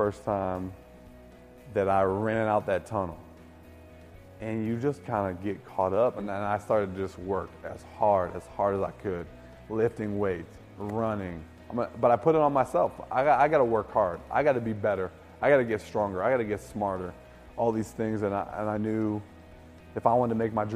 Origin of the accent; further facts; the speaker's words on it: Livonia, Michigan, United States; I grew up in Livonia, Michigan, a suburb of Detroit, with three brothers